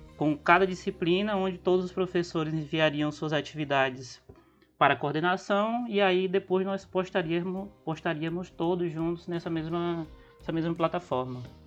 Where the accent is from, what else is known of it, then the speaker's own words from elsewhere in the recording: Rio Branco, Acre, Brazil; sou de Rio Branco Acre